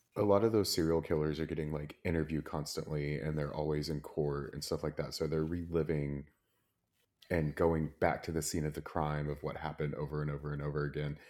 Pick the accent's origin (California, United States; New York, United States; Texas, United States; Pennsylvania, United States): Texas, United States; Plano